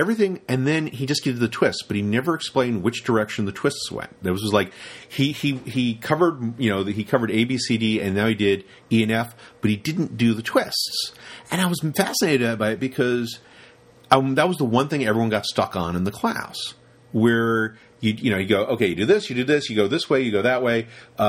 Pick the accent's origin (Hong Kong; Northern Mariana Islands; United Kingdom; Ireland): United Kingdom; London; This is when I grew up in Soho